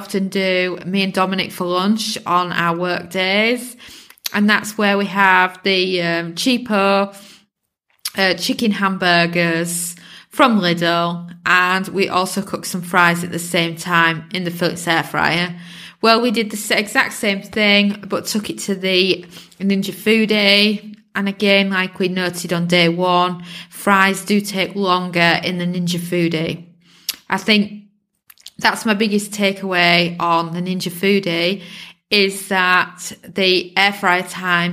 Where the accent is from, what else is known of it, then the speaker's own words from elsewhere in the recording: England, United Kingdom; I'm British born, so I've been brought up on the beautiful English cheeses